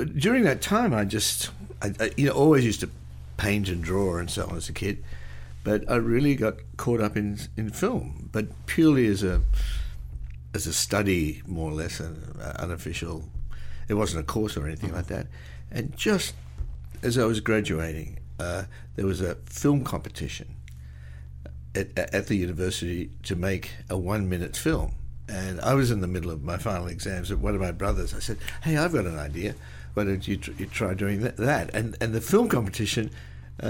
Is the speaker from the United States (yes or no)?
no; Australia; born or raised there